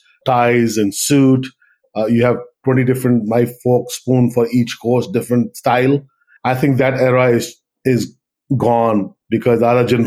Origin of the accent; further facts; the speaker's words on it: Andaman and Nicobar Islands, India; moved away as an adult; also born or lived in Punjab, India / Chennai, India; now in Hawaii, United States; I'm originally from the north of India in Punjab, but I grew up in Andaman Nicobar Islands, which is in the Bay of Bengal.